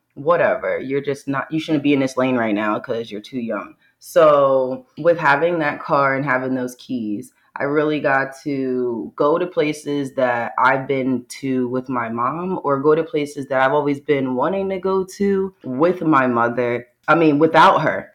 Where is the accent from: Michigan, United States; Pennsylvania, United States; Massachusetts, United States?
Pennsylvania, United States; Bucks County; I'm from Bucks County, Pennsylvania, born and raised